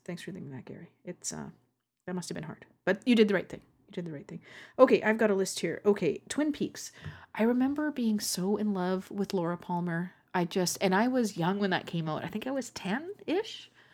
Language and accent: English; Canada; accent: Canadian; my Canadian accent